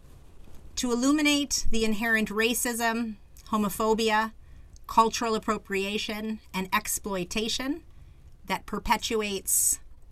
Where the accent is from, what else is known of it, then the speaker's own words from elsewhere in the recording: Phoenix, Arizona, United States; I was born in the Phoenix community